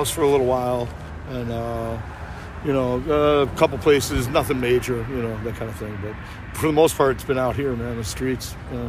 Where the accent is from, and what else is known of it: Chicago, Illinois, United States